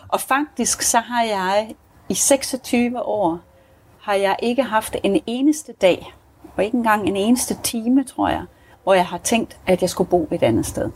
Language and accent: Danish; Denmark; now in South Africa; vi har det i Danmark